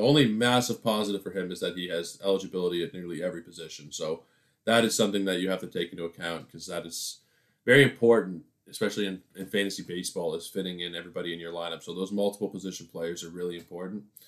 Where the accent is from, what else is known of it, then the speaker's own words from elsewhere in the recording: Toronto, Ontario, Canada; I am from Toronto